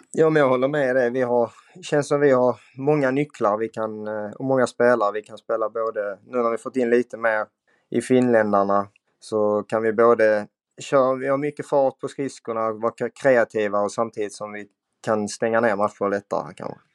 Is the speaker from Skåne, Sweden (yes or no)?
yes; Skåne, Sweden; moved away as an adult; now in Umeå, Sweden; Jag är 27 år från Skåne som eh, numera spelar i Björklöven